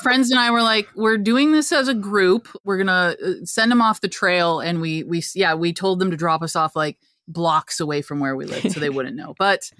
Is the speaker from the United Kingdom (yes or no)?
no; Canada; I'm Canadian.